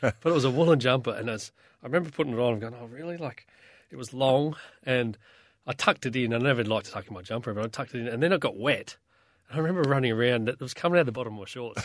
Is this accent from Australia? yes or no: yes; South Australia, Australia; moved away; as a young kid growing up in South Australia